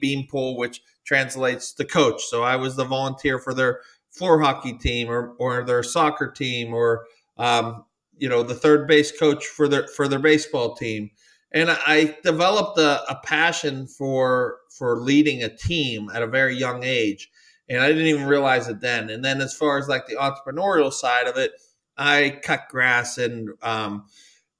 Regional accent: United States; I definitely have grew up American kid

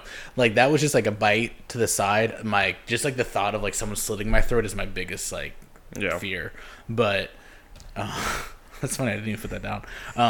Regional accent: Chicago, Illinois, United States; no, it's not because I'm from Chicago

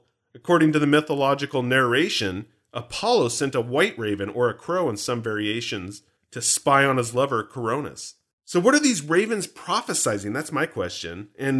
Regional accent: Canada; I'm from Canada. Notice, by the way, I say I.

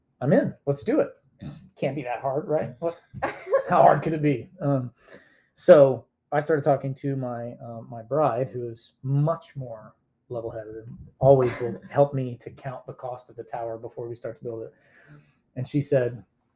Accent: Independence, Missouri, United States; also born or lived in Atlanta, Georgia / Lee's Summit, Missouri; now in Greenwood, United States; I grew up in Independence, Missouri, and then spent 5 years in Atlanta and then came back to Kansas City, lived in Lee Summit, went to Lee Summit West High School

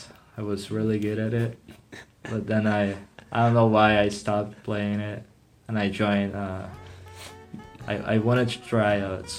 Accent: Brazil; moved away; I'm from Brazil.

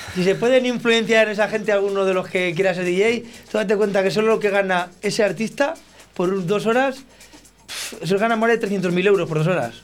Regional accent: Olmedo, Castile and León, Spain; si yo soy de Olmedo

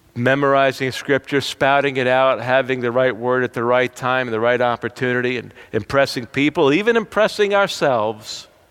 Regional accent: New Jersey, United States; I'm from New Jersey.

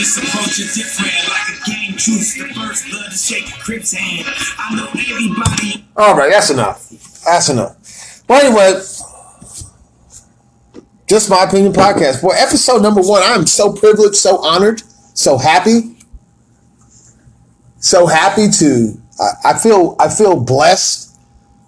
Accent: Atlanta, Georgia, United States; I am from Atlanta, Georgia, born at Grady Memorial Hospital, 1970, motherfucking 7, boy. I am from the A. I am one of the original motherfuckers from Atlanta.

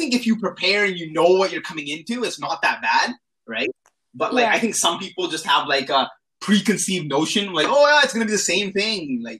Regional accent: Canada; moved away as an adult; also born or lived in India (ancestry); now in Tokyo, Japan; I'm Indian. Like, my parents are Indian, right? So I grew up in an Indian household. Like, I was born in Canada, but, like, my parents were Indian.

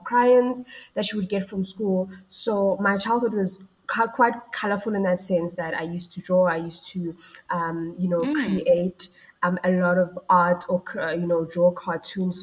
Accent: Mabopane, Gauteng, South Africa; also born or lived in Ga-Rankuwa; Well, I grew up in Mabopane, right? And before growing up in Mabopane, I was born in Garankuwa. So if you know that area of Pretoria

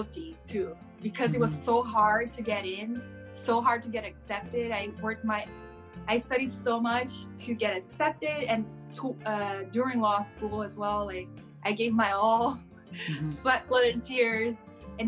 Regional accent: São Paulo, Brazil; first language Portuguese; English is a second language; moved away as an adult; now in United States; I was born and raised in Brazil. I'm from São Paulo. Mm-hmm. I was born in a small town and I moved to the capital to go to law school

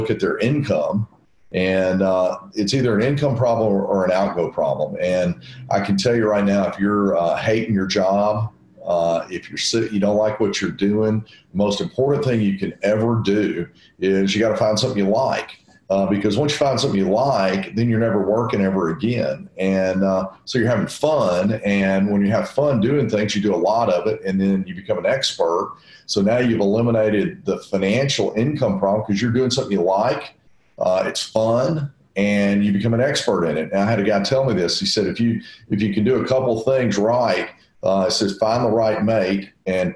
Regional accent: Nashville, Tennessee, United States; I'm from Nashville, and I've been in Nashville my whole life

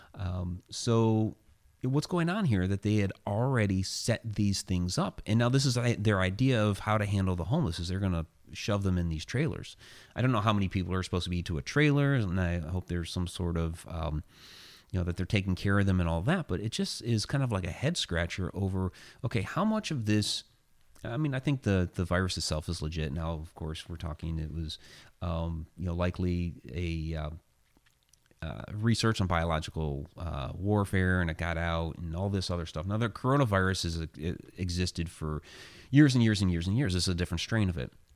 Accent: Ohio, United States; moved away; That's my home state

